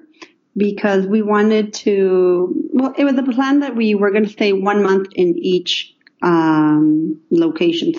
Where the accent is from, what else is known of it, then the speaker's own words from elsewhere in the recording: Mexico; moved away; I'm actually from Mexico